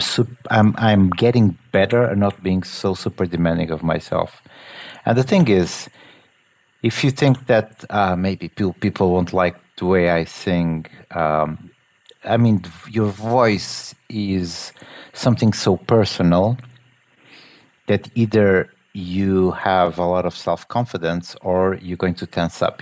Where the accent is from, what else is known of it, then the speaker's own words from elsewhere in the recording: Portugal; I'm from Portugal